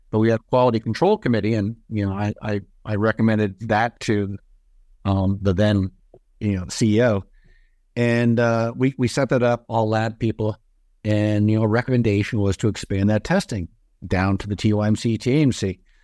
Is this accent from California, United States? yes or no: yes; California, United States; my home state